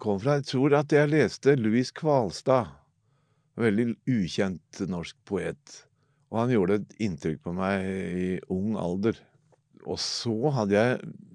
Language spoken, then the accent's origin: Norwegian; Oslo, Norway; jeg er født i Oslo, på Golia. Altså mellom to drabantbyer, mellom Oppsal og Tveita